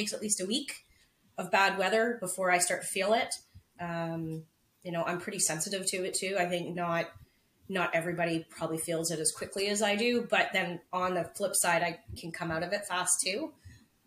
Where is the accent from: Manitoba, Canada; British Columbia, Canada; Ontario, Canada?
British Columbia, Canada; Prince Rupert; I was born in Prince Rupert with, if anybody knows where that is, it rains 300 days a year there.